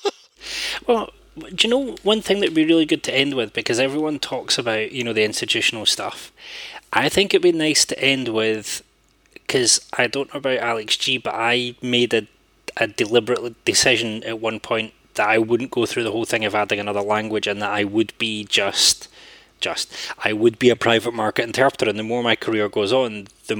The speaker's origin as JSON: {"language": "English", "region": "Scotland", "country": "United Kingdom", "said": "as a Scottish interpreter"}